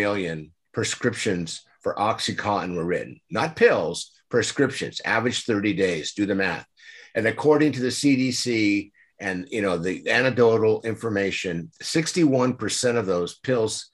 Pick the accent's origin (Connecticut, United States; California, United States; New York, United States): California, United States; San Diego; I grew up in San Diego. I'm a native here.